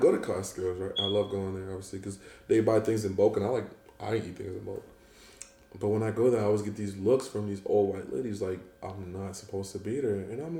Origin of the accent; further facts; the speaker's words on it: Cameroon; moved away; I'm from Cameroon, right?